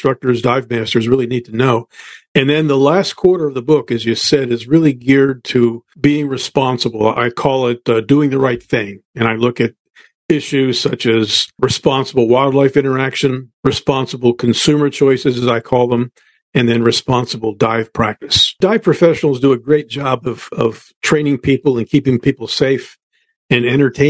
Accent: United States; I grew up on the Chesapeake Bay

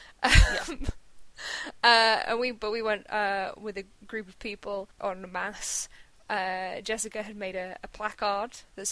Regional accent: United Kingdom; I am British

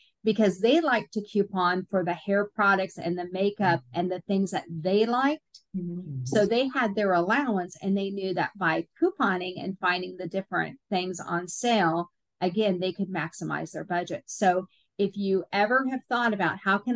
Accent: Seattle, Washington, United States; moved away; I'm originally from Seattle.

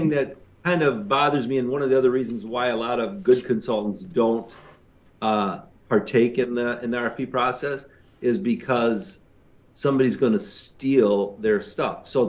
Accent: Canada; accent: Canadian; Canadian. I should give my Canadian accent

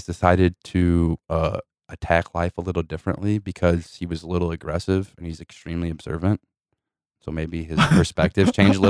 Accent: St. Louis, Missouri, United States; South St. Louis. I'm actually specifically from Carondelet, right down Loughborough here.

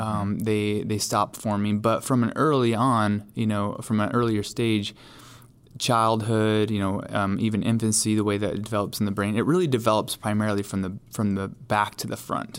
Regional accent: New York, United States; now in Charlotte, United States; New York State.

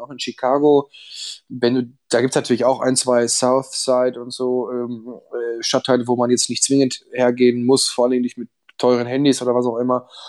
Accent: Ruhr area, North Rhine-Westphalia, Germany; ich komme ja aus dem, aus dem Ruhrgebiet

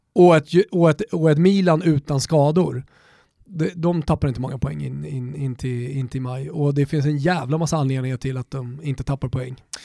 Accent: Sweden; vi är svenskar

